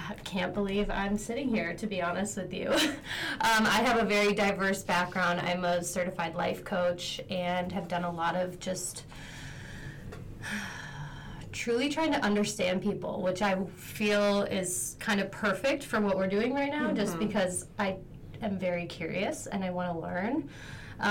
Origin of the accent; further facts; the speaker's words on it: McFarland, Wisconsin, United States; moved away as an adult; also born or lived in Nashville, Tennessee; I'm actually from McFarland